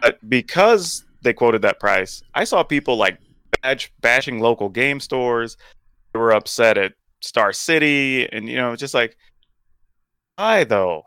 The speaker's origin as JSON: {"language": "English", "region": "the South", "country": "United States", "tie": "born or raised there", "said": "growing up in the South"}